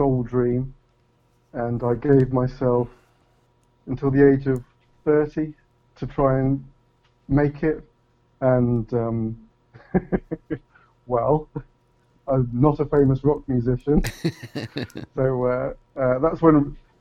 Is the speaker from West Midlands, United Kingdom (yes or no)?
yes; Leamington Spa, West Midlands, United Kingdom; also born or lived in Coventry; I was born there, but moved to Leamington when I was very, very young. So young that I don't even remember the move. But I could say not exactly born, but certainly raised in Leamington